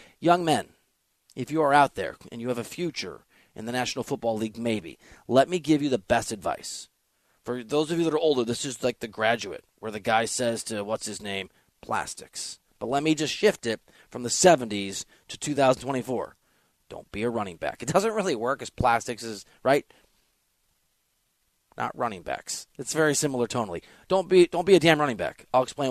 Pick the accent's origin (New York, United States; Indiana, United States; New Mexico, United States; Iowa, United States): Iowa, United States; Dubuque; my hometown in Dubuque, Iowa